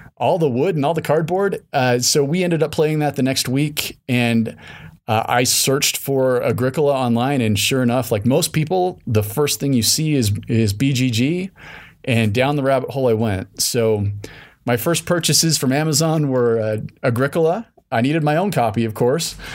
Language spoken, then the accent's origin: English; Salt Lake City, Utah, United States; I grew up in Salt Lake City